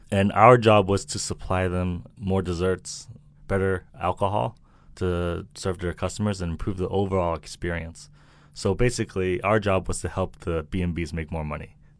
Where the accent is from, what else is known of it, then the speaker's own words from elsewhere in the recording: Milton, Massachusetts, United States; accent: American; moved away as an adult; also born or lived in Hong Kong / Shanghai, China; now in China; A small town called Milton, Massachusetts, and the population is like 30,000